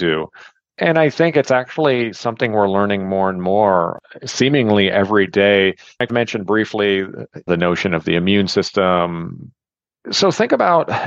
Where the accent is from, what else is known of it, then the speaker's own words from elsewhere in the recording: New York City, New York, United States; I grew up in New York City as a basketball player